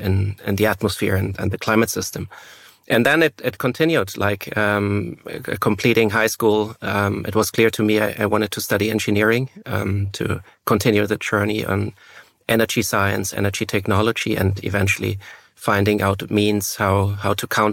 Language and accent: English; Germany; English is a second language; And both being born and raised in Germany and studying in Switzerland, the Swiss have a secret language.